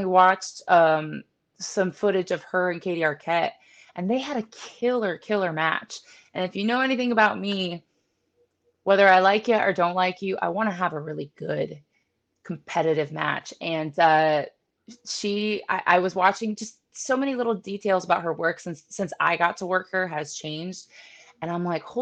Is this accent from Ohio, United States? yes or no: yes; Painesville, Ohio, United States; now in Florida, United States; I'm from Painesville, Ohio